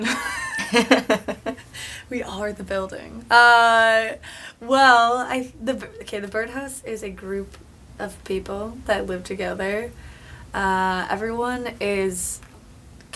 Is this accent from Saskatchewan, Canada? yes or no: yes; Saskatoon, Saskatchewan, Canada; moved away as an adult; now in Vancouver, Canada; I am from the prairies. I'm from Saskatoon, originally. Okay. And I moved out here about 5 years ago